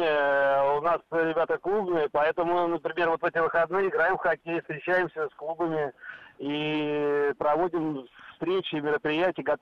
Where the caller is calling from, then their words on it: Podolsk, Moscow Oblast, Russia; Здравствуйте, я с Московской